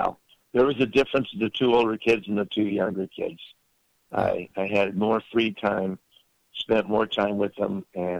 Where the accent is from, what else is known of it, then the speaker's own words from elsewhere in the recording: Lakewood, California, United States; also born or lived in Watts, Los Angeles, California; We moved to Lakewood. But up until 7 or 8 years old, we're in Watts, South Central Los Angeles